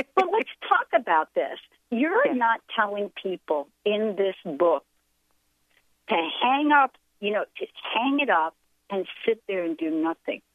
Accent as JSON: {"language": "English", "region": "New York", "country": "United States", "said": "I'm a girl from New York"}